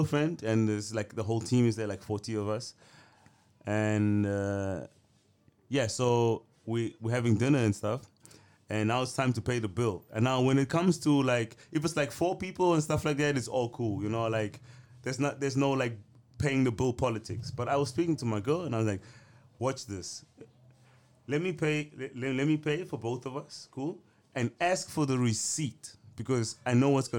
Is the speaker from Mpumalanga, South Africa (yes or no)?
no; Cape Town, Western Cape, South Africa; now in Amsterdam, Netherlands; My life was way better in Cape Town